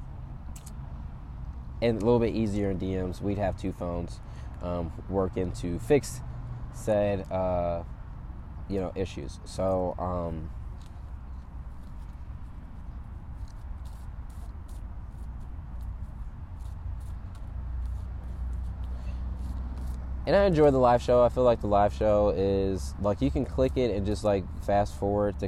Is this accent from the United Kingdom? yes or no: no; Atlanta, Georgia, United States; moved away as an adult; also born or lived in California; now in Los Angeles, United States; I'm from Atlanta, Georgia